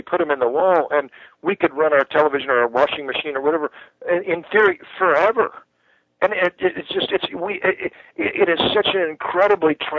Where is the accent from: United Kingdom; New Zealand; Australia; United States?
United States; Tulsa, Oklahoma; now in Austin, United States; I grew up in Tulsa